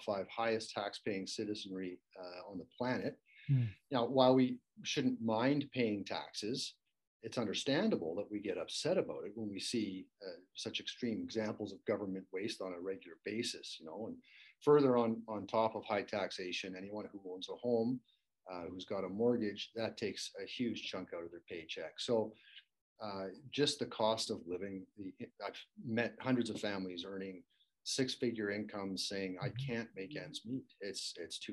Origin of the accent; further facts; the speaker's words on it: Canada; we Canadians